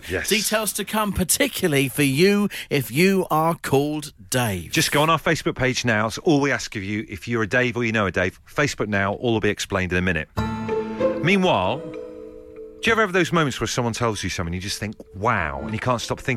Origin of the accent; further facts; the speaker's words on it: South West England, United Kingdom; Yeah, I'm from Devon.